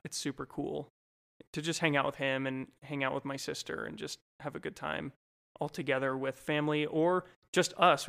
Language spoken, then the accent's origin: English; Golden, Colorado, United States; also born or lived in California / Idaho / Minnesota; I grew up totally from Colorado in a small town called Golden, was where I primarily grew up